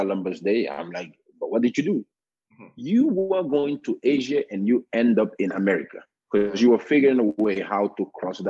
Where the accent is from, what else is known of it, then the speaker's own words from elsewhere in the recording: Gambia; English is the official written language in Gambia. We have Wolof, which is the second most spoken